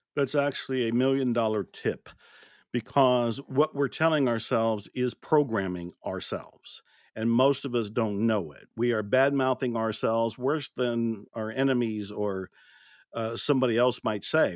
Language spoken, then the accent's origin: English; Ohio, United States; moved away; also born or lived in Texas; I was born and raised in Ohio, which is a state way up north in the Midwest in the States